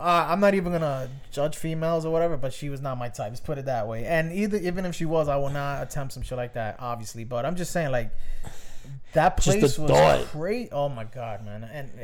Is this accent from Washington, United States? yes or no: no; New York City, New York, United States; I'm from the Bronx